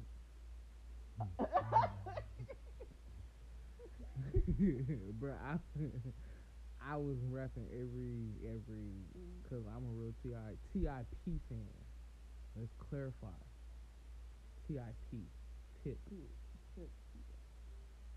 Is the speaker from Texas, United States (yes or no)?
no; Atlanta, Georgia, United States; I'm from Atlanta